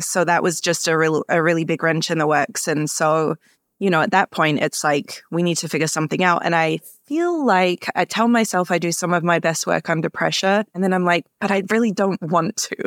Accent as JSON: {"language": "English", "region": "London", "country": "United Kingdom", "tie": "born or raised there", "moved": "yes", "lives_now": "Minneapolis, United States", "said": "Yeah, so I grew up in Southeast London in Greenwich, mainly with my mom and my sister"}